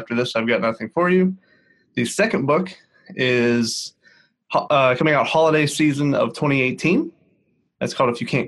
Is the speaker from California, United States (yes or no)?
no; Northeast Ohio, United States; I am from Northeast Ohio.